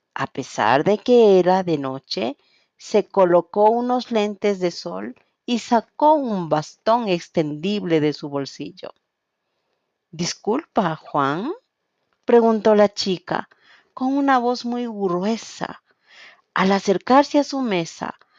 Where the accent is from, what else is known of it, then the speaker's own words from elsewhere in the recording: Quito, Pichincha, Ecuador; soy de Quito, Ecuador